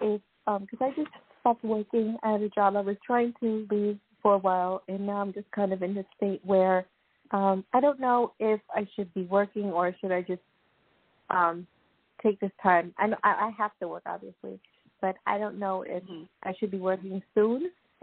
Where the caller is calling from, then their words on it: Long Island, New York, United States; I'm calling from Long Island, New York.